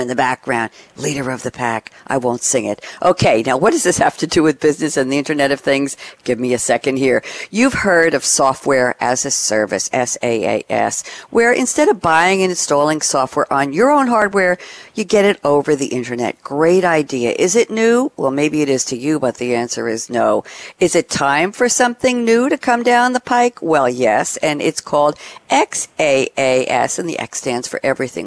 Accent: Long Island, New York, United States; I grew up uh, on Long Island

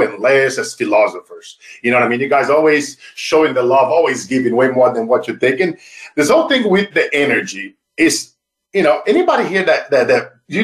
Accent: Brazil; moved away; as a kid growing up in Brazil

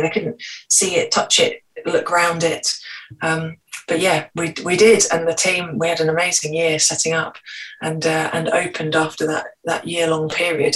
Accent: Scotland, United Kingdom; I was born in Scotland.

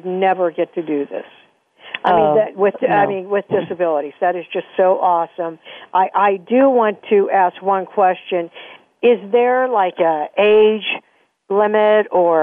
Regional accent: Pittsburgh, Pennsylvania, United States; I'm from Pittsburgh

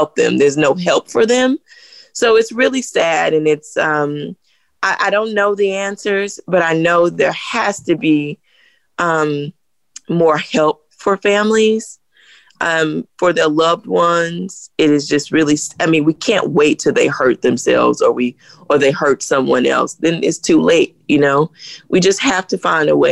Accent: the South, United States; I grew up in the South

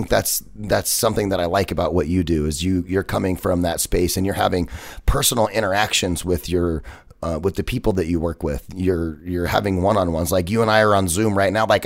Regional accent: United States; I'm American

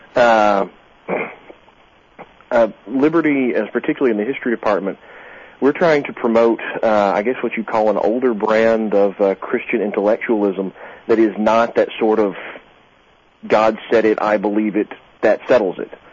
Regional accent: South Georgia, United States; I grew up in South Georgia

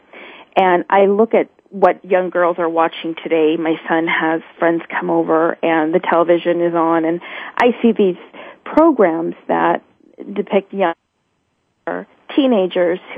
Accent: San Francisco Bay Area, California, United States; I grew up in San Francisco Bay Area

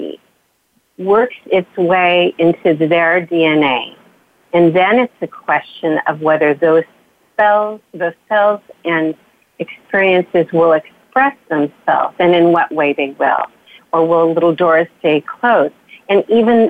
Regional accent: Bakersfield, California, United States; I grew up in Bakersfield, California

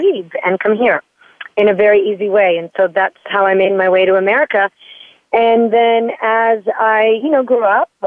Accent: Florence, Tuscany, Italy; moved away as an adult; I was born and raised in Florence, Italy. So I spent the first 20 years of my life in Italy

